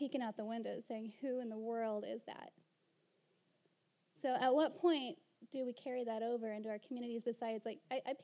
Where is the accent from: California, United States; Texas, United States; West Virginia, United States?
Texas, United States; Canyon; now in Houston, United States; I grew up in that little bitty West Texas town that you were talking about earlier